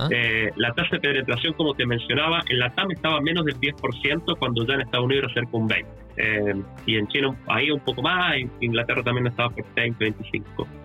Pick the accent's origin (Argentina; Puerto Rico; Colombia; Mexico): Argentina; now in Chile; yo soy Argentino, la empresa fue fundada en Chile desde hace más de 16 años que vivo en Chile